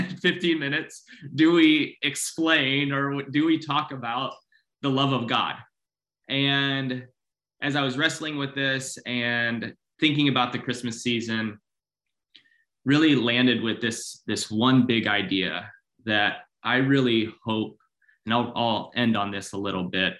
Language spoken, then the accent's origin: English; Philippines; I grew up in the Philippines.